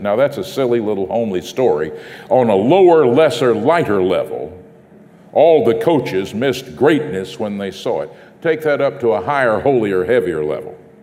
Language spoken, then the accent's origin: English; North Texas, United States; my hometown in North Texas